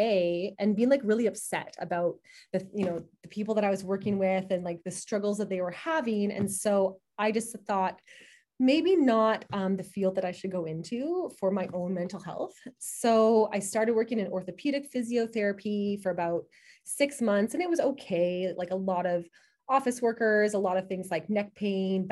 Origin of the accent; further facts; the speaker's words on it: Manitoba, Canada; moved away as an adult; also born or lived in Kingston, Ontario; I'm from Manitoba